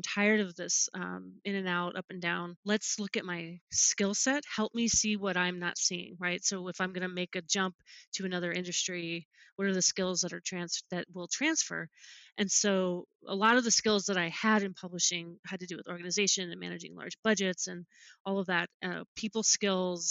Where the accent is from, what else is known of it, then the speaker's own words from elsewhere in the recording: New Jersey, United States; moved away as an adult; also born or lived in Alaska / Salt Lake City / California; I'm originally from New Jersey also